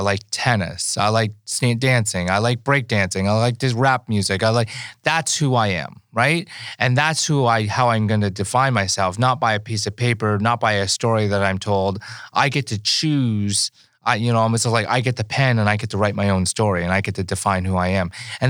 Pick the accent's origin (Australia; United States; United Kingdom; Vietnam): Vietnam; born there; Okay, well, I was born in Vietnam and I was an orphan